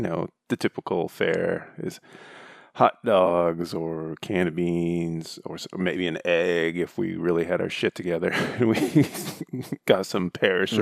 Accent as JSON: {"language": "English", "region": "Michigan", "country": "United States", "tie": "born or raised there", "said": "I grew up in the Great Lakes State"}